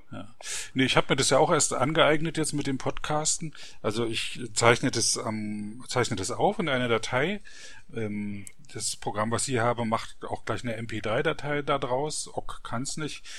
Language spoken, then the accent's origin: German; Frankfurt, Brandenburg, Germany; Frankfurt-Oder, das ist die Stadt, wo ich aufgewachsen bin